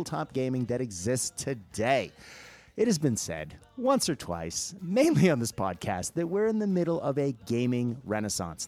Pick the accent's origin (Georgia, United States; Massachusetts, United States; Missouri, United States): Massachusetts, United States; Boston; I grew up in Boston and near Salem